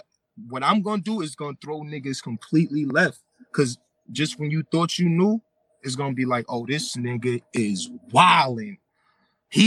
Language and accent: English; New York City, New York, United States; I'm from Brooklyn